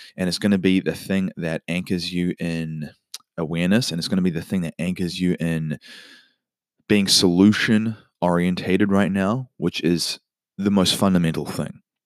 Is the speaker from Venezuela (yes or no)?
no; New Zealand; now in United States; In my home country, New Zealand